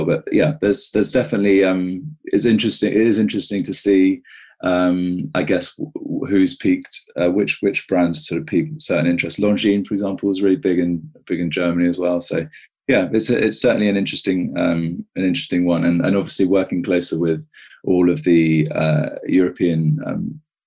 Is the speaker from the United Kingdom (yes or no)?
yes; United Kingdom; moved away as an adult; also born or lived in Australia; I've come back to the UK. As you can hear, I'm quite British